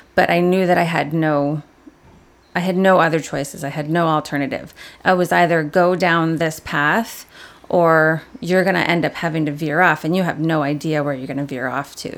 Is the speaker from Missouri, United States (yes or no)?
no; Aurora, Illinois, United States; I was born in Aurora, Illinois